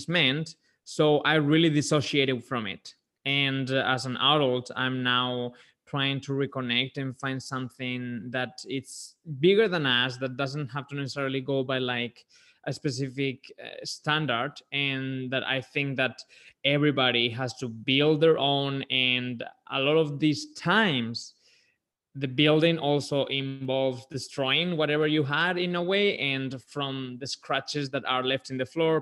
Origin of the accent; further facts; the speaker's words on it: Spain; moved away; I am originally from Spain, like the surname may suggest.